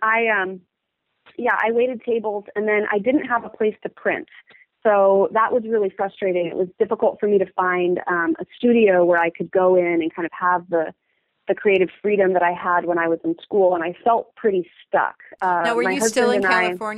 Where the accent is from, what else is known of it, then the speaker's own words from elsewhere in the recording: Eugene, Oregon, United States; also born or lived in Vancouver, British Columbia / California; I grew up in Eugene, Oregon.